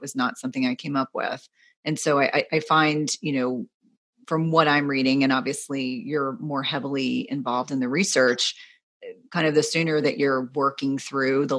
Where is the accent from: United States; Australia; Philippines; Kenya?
United States; New Jersey; I grew up in New Jersey